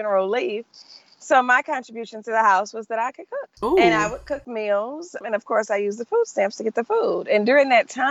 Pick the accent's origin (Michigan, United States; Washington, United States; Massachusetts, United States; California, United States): Michigan, United States; Detroit; moved away as an adult; also born or lived in Los Angeles; I'm from Detroit, Michigan